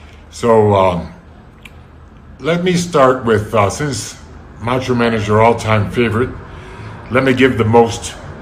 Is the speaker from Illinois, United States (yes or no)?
yes; Chicago, Illinois, United States; now in Quito, Ecuador; I'm from Chicago and living in Quito, Ecuador.